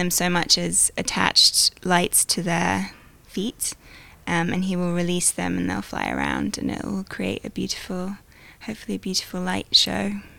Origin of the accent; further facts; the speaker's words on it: United Kingdom; I'm British